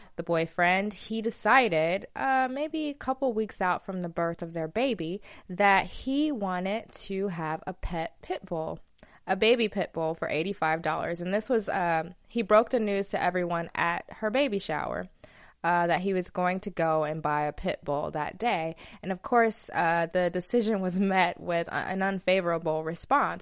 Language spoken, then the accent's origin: English; Alabama, United States; accent: southern; moved away; I'm from Alabama